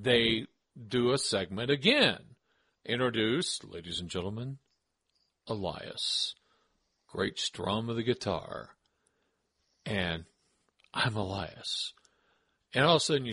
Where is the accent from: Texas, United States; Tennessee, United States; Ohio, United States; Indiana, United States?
Tennessee, United States; I'm from Tennessee.